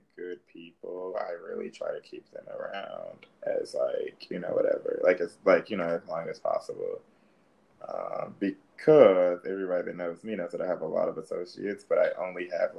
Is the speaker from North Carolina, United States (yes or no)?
no; Indianapolis, Indiana, United States; I was born in Indianapolis.